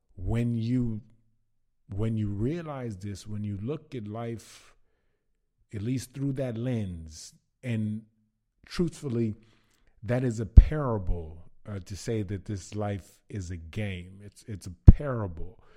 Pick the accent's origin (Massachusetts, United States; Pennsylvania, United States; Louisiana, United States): Louisiana, United States; Baton Rouge; moved away as an adult; now in Zagreb, Croatia; I am from Baton Rouge, Louisiana, and I'm currently living in, uh, Zagreb, Croatia